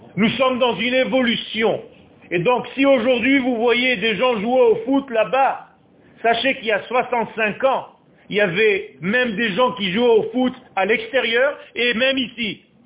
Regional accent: Israel; also born or lived in Beersheba (probable) / Ashdod; j'ai eu la chance de naître en Eretz Israël. Je suis né à Sheva. Et j'ai vécu à Ashdod

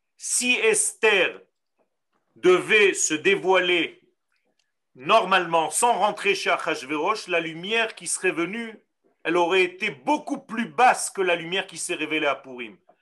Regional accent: Israel; first language Hebrew; French is a second language; Moi, je parle hébreu, je suis né en Israël

